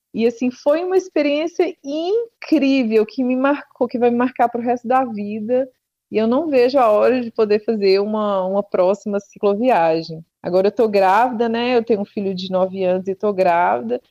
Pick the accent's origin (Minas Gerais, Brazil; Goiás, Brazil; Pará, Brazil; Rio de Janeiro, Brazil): Minas Gerais, Brazil; Serro; now in Campinas, Brazil; a minha cidade, que é a penúltima cidade da Estrada Real, que é o Cerro